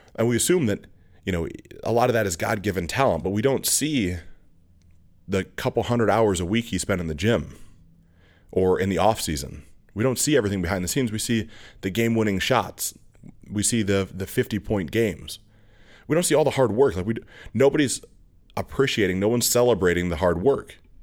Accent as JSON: {"language": "English", "area": "outside of East Aurora", "region": "New York", "country": "United States", "tie": "born or raised there", "said": "I grew up outside of East Row, New York"}